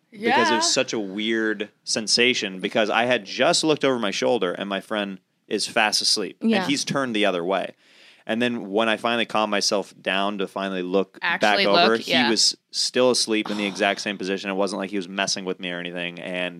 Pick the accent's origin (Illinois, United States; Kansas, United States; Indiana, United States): Kansas, United States; In Kansas.